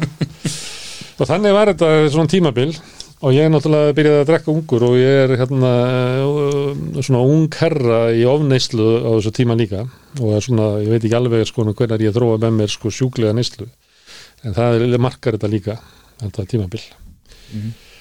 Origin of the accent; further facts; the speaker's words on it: Reykjavík, Capital Region, Iceland; also born or lived in Ísafjörður; þegar við fluttum upp í Breitholt